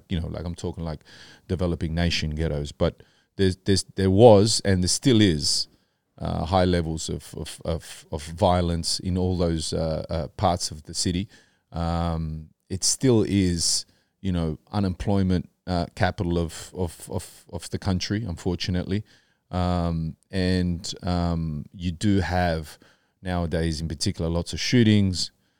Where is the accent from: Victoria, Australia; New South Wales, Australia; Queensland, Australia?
New South Wales, Australia; Sydney; now in Bondi Beach, Australia; So growing up in Western Sydney in my adolescent years, I went to sporting high school, Westwood Sports High School.